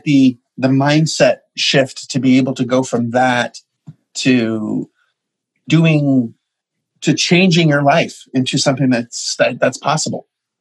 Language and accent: English; Canada; I'm Canadian